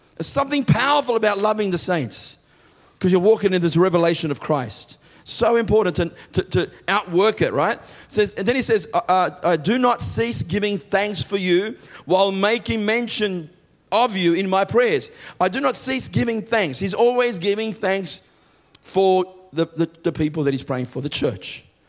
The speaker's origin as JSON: {"language": "English", "country": "Australia", "said": "I am an Australian citizen."}